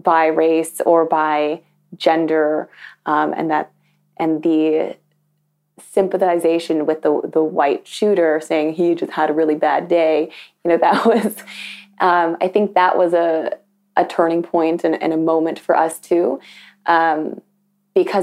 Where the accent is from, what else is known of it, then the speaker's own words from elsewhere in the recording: Toronto, Ontario, Canada; also born or lived in Scarborough / Markham; Growing up in Toronto and in Scarborough and in Markham